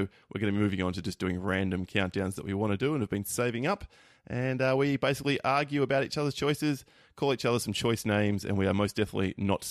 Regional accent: Australia; Wayne and I, we're obviously an Australian podcast

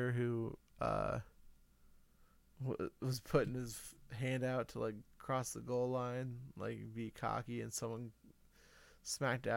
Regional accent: United States; We are American.

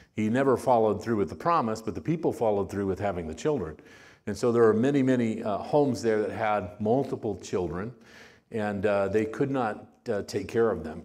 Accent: Miami, Arizona, United States; My parents were pastors in, in a church in Miami, uh, Arizona.

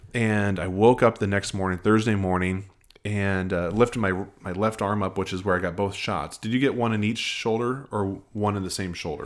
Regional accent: Nebraska, United States; now in Nashville, United States; I'm from Nebraska

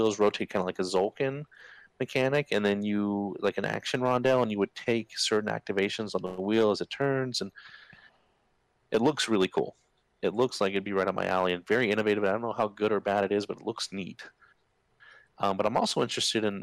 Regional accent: Germany; moved away; Growing up in Germany

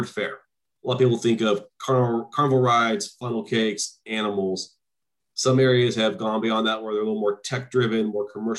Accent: Turlock, California, United States; also born or lived in San Mateo, California; I'm from Turlock, Modesto, originally

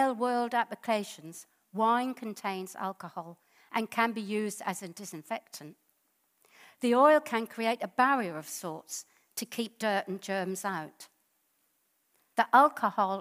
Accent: England, United Kingdom; And then they came over to England. Mum got married here, and Eddie was the firstborn, and I'm the secondborn.

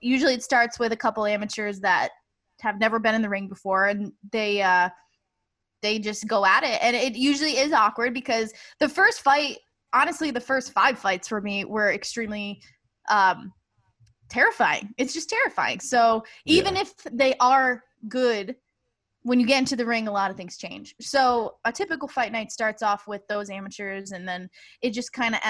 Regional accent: Rhode Island, United States; I'm from Rhode Island

